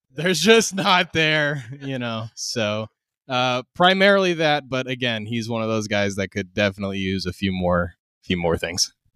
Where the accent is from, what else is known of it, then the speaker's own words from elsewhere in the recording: Dallas, Texas, United States; I am from Dallas, Dallas, Texas